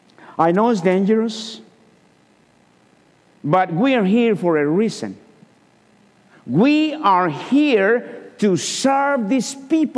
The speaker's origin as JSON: {"language": "English", "country": "Guatemala", "moved": "as an adult", "lives_now": "Chattanooga, United States", "said": "In 2002, March the 19th, my family and I came from Guatemala. But a year before, in 2001, we were invited to come to Chattanooga to get to know the city."}